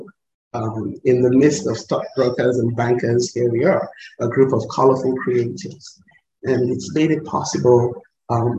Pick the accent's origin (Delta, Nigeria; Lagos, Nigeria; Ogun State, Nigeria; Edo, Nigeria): Lagos, Nigeria; now in Kenya; it's a little Lagos girl who managed to walk around the world. I was born in Lagos, Nigeria, and because of the kind of society that raised me